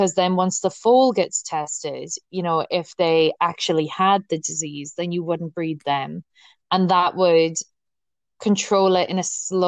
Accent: Connemara, Connacht, Ireland; I am actually from Connemara. And it is an area in the west of the Republic of Ireland.

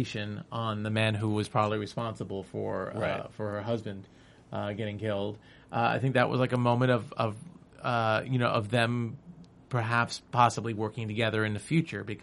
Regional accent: New York, United States; I'm from New York

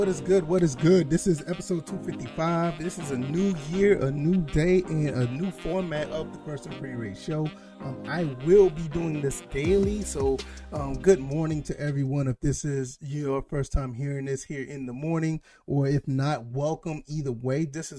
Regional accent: Georgia, United States; I'm from Georgia and, you know, we talk about those two teams because those are my favorite teams.

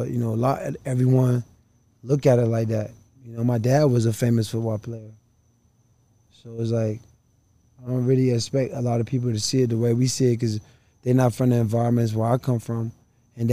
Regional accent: Miami, Florida, United States; I grew up right here in Liberty City

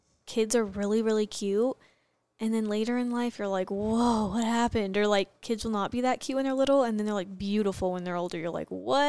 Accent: Arizona, United States; I'm from Arizona, so

